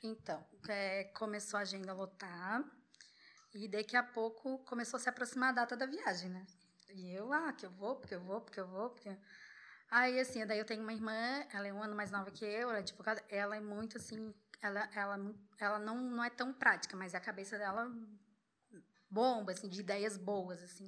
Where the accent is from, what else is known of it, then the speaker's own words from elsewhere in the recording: Florianópolis, Santa Catarina, Brazil; moved away as an adult; also born or lived in Búzios; sou de Floripa